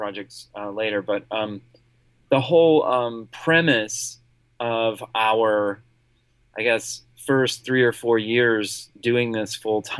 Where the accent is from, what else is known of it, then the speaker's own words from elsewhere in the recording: Columbia, South Carolina, United States; also born or lived in Tennessee / Greenville, South Carolina; I was born in Tennessee, but raised in South Carolina. I was, grew up in Columbia, South Carolina, which is right in the center of the state